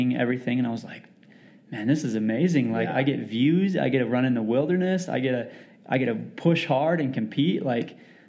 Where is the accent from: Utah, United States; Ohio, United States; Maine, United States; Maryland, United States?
Utah, United States; St. George; I grew up in St. George, Utah, which is kind of the gateway to Zion National Park.